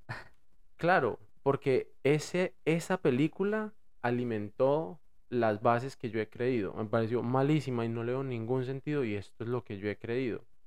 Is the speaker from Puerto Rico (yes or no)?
no; Bogotá, Colombia; accent: rolo; moved away; yo hablo rolo